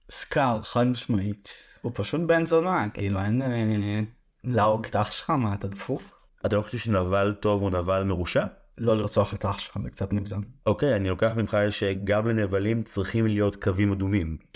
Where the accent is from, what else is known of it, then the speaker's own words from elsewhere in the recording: Haifa, Haifa District, Israel; אתה יודע, בתור חיפאי, גבעתיים זה הדבר הכי קרוב לזה.